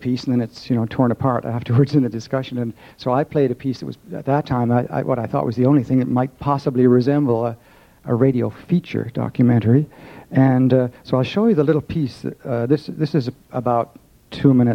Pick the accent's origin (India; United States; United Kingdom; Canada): Canada; I'm a Canadian